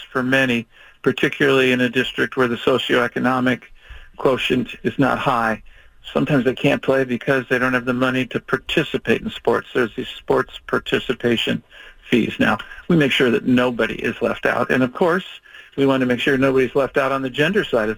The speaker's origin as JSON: {"language": "English", "town": "Chicago", "region": "Illinois", "country": "United States", "tie": "born or raised there", "moved": "yes", "lives_now": "Oregon, United States", "said": "I grew up in Chicago"}